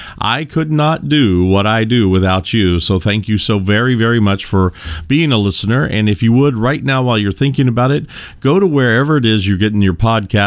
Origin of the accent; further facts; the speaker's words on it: Kentucky, United States; I come from the Midwest in the United States. I come from the great bluegrass state of Kentucky.